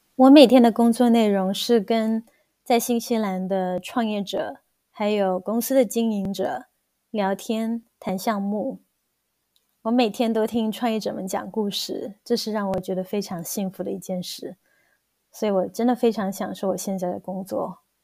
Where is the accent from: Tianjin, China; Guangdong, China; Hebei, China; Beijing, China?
Guangdong, China; moved away as an adult; also born or lived in Shenzhen; now in New Zealand; 我是土生土长的广东人，在广州完成了我的本科之后，我在深圳工作了一段时间，然后移居新西兰